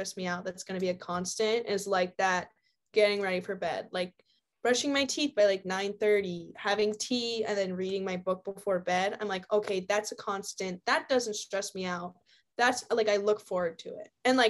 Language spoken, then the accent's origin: English; Shelburne, Vermont, United States; also born or lived in Arkansas / Seattle / Cincinnati; I was born in Arkansas, lived in Seattle for a little, and then I lived outside of Cincinnati and moved to Shelburne when I was about 10.